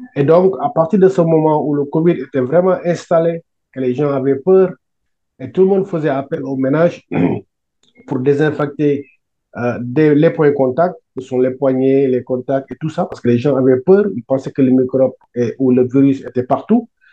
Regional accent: Senegal; also born or lived in Italy; now in France; je suis sénégalais. Euh, je suis arrivé en France en 2013, mais avant, j'étais en Italie

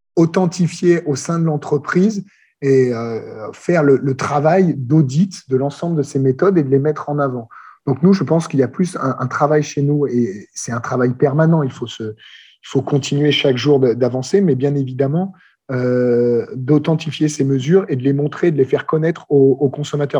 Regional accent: France; accent: French; J'ai gardé un bon accent français, mais j'ai pas mal voyagé

